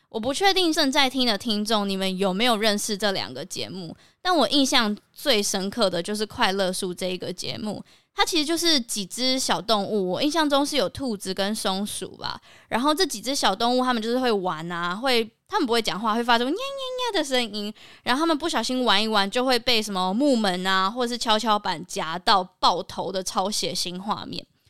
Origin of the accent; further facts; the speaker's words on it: Kaohsiung, Taiwan; 我的出生跟成长都是在高雄